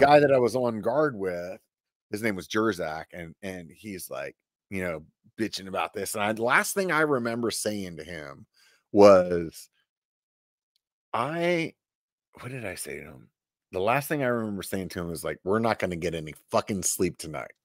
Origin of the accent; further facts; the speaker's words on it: Pennsylvania, United States; also born or lived in Southern California; now in California, United States; I grew up in Pennsylvania